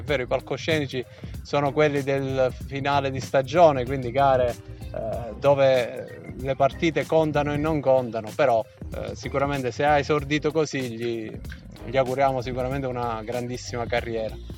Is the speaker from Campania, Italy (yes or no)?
no; Calabria, Italy; se noi siamo calabresi